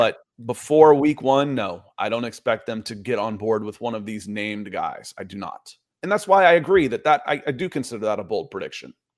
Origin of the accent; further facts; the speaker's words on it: Atlanta, Georgia, United States; growing up in Atlanta